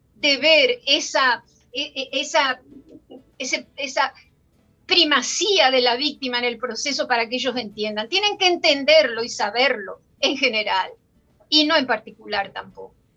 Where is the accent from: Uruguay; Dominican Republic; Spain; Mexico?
Dominican Republic; somos ciudadanas dominicanas